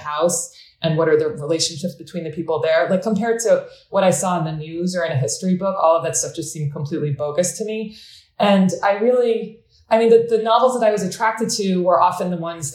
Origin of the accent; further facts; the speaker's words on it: United States; also born or lived in Adana, Turkey; I was born here, but I spent every summer in Adana